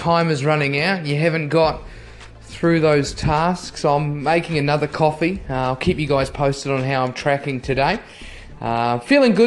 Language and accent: English; New Zealand; as a Kiwi, as a kid